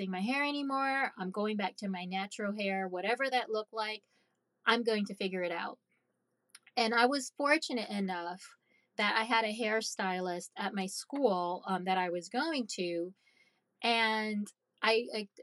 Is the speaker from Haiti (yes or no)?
yes; Haiti; moved away; I'm Caribbean. I'm from Haiti.